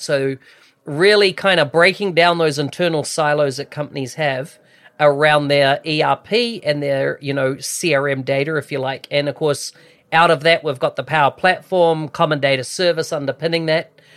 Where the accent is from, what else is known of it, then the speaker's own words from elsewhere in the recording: New Zealand; moved away; I came from New Zealand originally